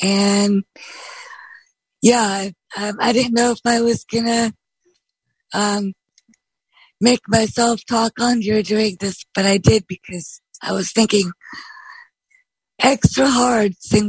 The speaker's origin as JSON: {"language": "English", "town": "Bremerton", "region": "Washington", "country": "United States", "said": "from Bremerton, Washington"}